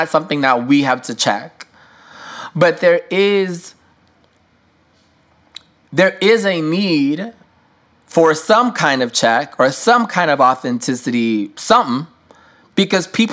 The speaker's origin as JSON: {"language": "English", "region": "New York", "country": "United States", "said": "as a New Yorker"}